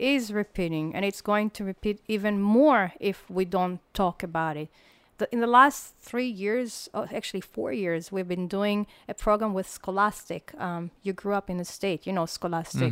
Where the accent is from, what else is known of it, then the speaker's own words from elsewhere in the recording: Israel; moved away; also born or lived in United States; I never left Israel